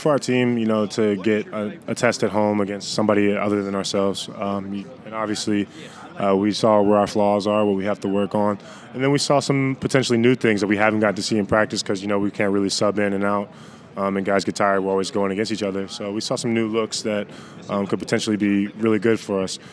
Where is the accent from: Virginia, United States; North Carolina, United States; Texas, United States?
Virginia, United States; Central; moved away as an adult; also born or lived in California; now in Chapel Hill, United States; I'm a farm boy. I grew up on a farm in Central Virginia, so it's like three hours away